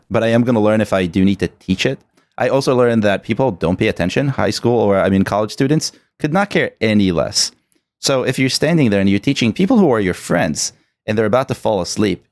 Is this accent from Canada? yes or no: no; Israel; moved away; I'm originally from Israel, born